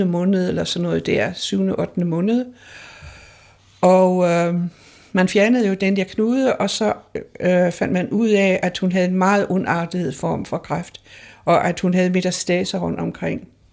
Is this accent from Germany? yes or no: yes; Hamburg, Germany; moved away; jeg er født i Hamburg jo, ja. under krigen